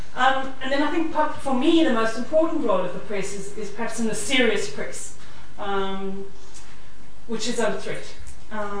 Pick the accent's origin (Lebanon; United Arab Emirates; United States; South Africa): South Africa; accent: South African; You can hear I'm a South African